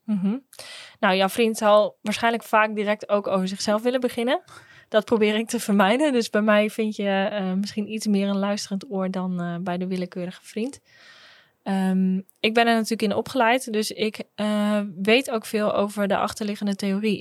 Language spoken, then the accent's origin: Dutch; Groningen, Netherlands; Ik kom ook uit Groningen, geboren en getogen